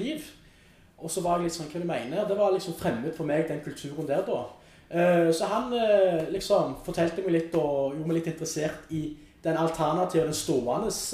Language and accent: Norwegian; Stavanger, Rogaland, Norway; moved away as an adult; now in Oslo, Norway; hjemme i Stavanger